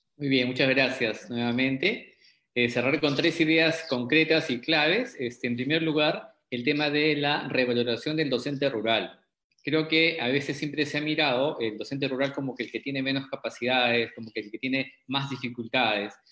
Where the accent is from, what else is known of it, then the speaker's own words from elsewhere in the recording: Arequipa, Peru; está mi tierra Arequipa, saludos a mi tierra Arequipa